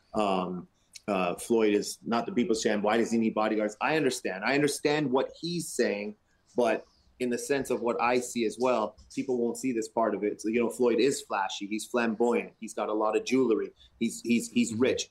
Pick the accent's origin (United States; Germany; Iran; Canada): Canada; we're Canadian